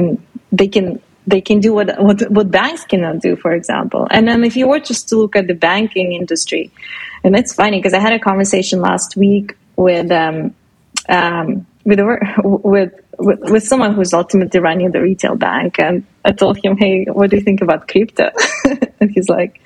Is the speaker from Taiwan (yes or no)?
no; Russia; now in Canada; I'm originally from Russia